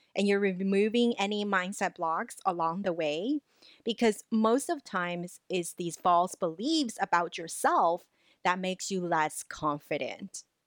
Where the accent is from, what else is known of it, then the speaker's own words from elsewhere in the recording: Los Angeles, California, United States; English is a second language; even though I grew up, you know, in L A, I hold the diploma from U C L A, I still feel, because English isn't my native language